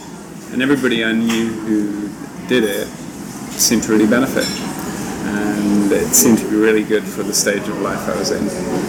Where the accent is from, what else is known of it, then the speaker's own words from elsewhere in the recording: Hong Kong; born there; also born or lived in United Kingdom; And I was born in Hong Kong, and I came to live here again as an adult, just before the handover.